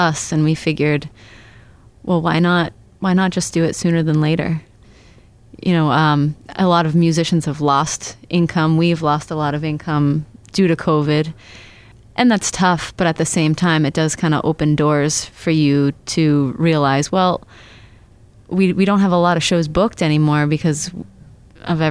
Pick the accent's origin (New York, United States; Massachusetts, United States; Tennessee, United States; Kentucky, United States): Massachusetts, United States; Onset; We are from Onset, Mass.